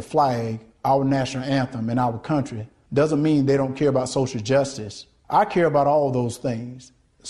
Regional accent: Deep South, United States; Growing up in the Deep South, I've seen racism up close.

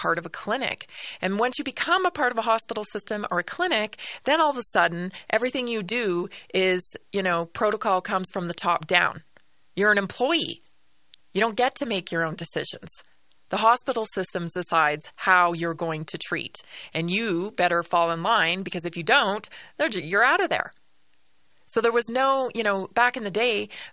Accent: Canada; moved away; As a Canadian, right, born and raised in Canada, I've lived through socialized medicine.

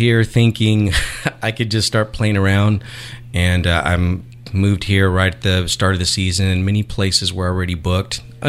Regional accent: California, United States; also born or lived in Houston / Texas; So my background, let's see, I was born in Houston and was raised in California. My dad was in the military, so I was kind of a military brat. Moved around a lot.

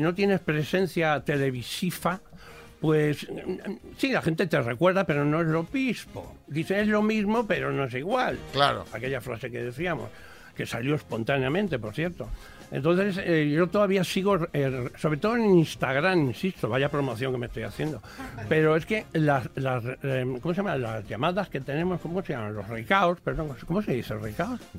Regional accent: Castilla-La Mancha, Spain; mi tierra manchega

